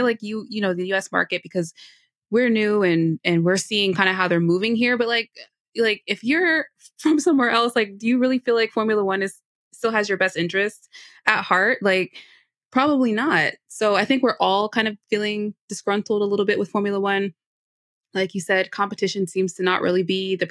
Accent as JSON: {"language": "English", "country": "United States", "said": "In my own country"}